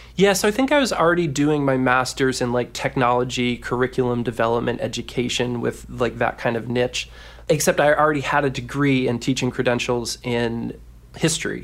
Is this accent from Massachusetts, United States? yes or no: no; Washington, District of Columbia, United States; accent: Maryland drawl; I'm from the Mid-Atlantic area, so that's not too far off, but Washington, D C, you know, can get a little bit of that Merlin draw